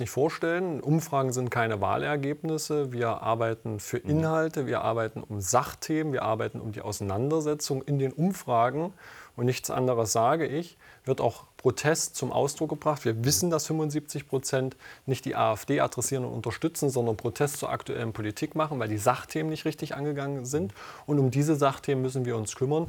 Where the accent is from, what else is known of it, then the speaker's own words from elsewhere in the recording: near Raguhn-Jeßnitz, Saxony-Anhalt, Germany; in unmittelbarer Nähe von meiner Heimat